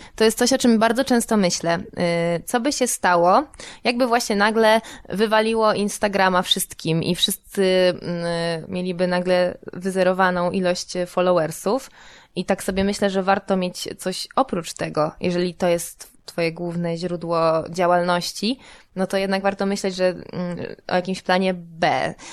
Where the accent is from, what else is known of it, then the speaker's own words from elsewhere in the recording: Warsaw, Masovian Voivodeship, Poland; jestem z Warszawy, no więc Mazowiecka była dla mnie jakimś też elementem dorastania